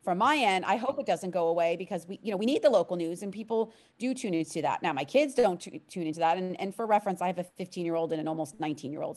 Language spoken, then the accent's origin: English; Miami, Florida, United States; I'm a born and raised native of, of South Florida, of Miami